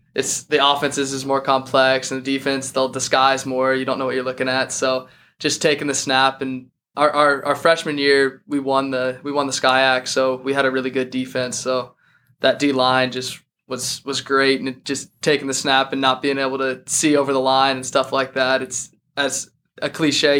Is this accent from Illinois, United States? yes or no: no; Boulder, Colorado, United States; I'm from Boulder, Colorado